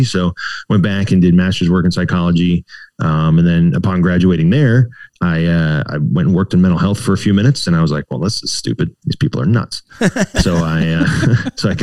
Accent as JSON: {"language": "English", "region": "Virginia", "country": "United States", "tie": "born or raised there", "also_born_or_lived": "Blacksburg, Virginia", "said": "I grew up in Virginia. Until I was in like, I guess middle school, we were kind of in Northern Virginia and then we moved down to Southwest Virginia, like Blacksburg area"}